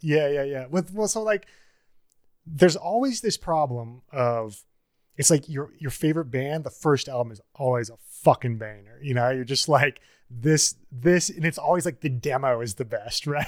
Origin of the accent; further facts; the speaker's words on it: Niobrara, Nebraska, United States; moved away as an adult; also born or lived in Bozeman, Montana / Ashland, Oregon; now in Colorado, United States; growing up in Niobrara, Nebraska